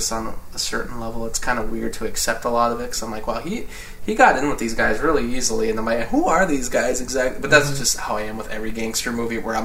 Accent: United States; I'm American

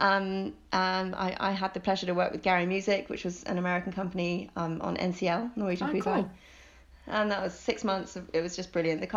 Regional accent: Oxford, South East England, United Kingdom; moved away as an adult; also born or lived in Hong Kong; now in London, United Kingdom; growing up in Oxford

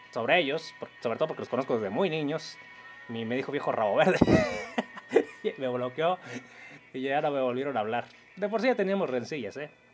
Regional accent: Mexico; tengo raíces indígenas como todo mexicano

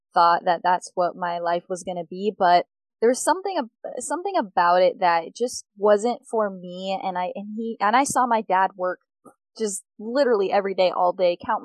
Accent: Phoenix, Arizona, United States; Born and raised in Phoenix, Arizona

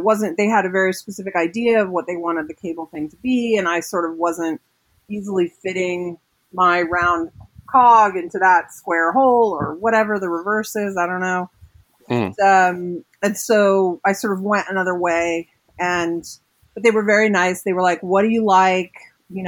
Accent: West Coast, United States; I grew up in the West Coast as well.

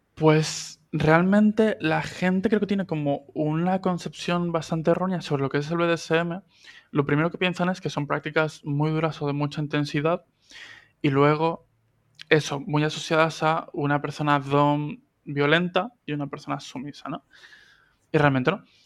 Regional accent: Argentina; now in Spain; argentino que vive en España desde hace 17 años

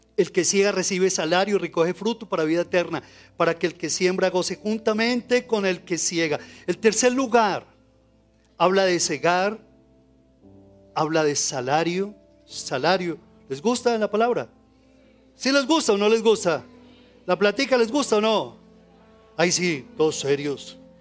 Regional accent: Colombia; Como colombianos

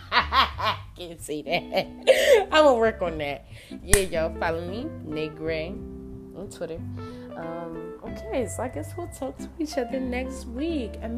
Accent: New Jersey, United States; now in Albuquerque, United States; I've lived in Jersey, y'all, right? That's where I came from. I came to Albuquerque from Jersey, period.

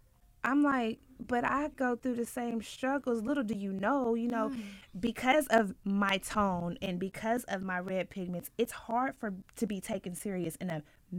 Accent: Ohio, United States; moved away; also born or lived in the South; I'm from the Midwest, by the way, Ohio.

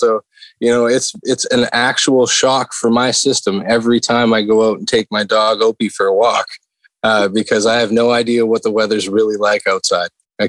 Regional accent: Western Canada, Canada; If people that are out here on the East will tell you the truth like I will, because I came from the West side of Canada, but that's the reality.

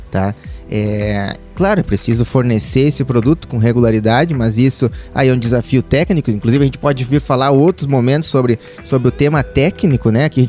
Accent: South Region, Brazil; enquanto sulistas, nós, nós focar em redução de preço, Tá? Nós, não, nós temos carne que pode ser é, o valor pode, pode ser agregado, a gente pode cobrar mais caro por uma carne, inclusive comparar uma carne de Rondônia, porque a nossa carne realmente é melhor

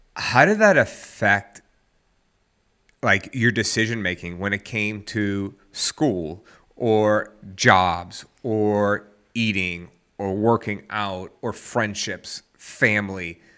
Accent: the South, United States; I'm from the South

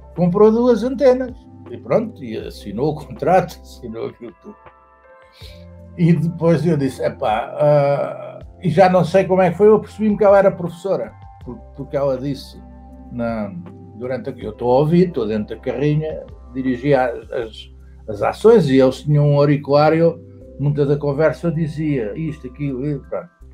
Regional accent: Saloio, Lisbon, Portugal; Eu sou saloio, mas eu tenho, tenho casa no Alentejo

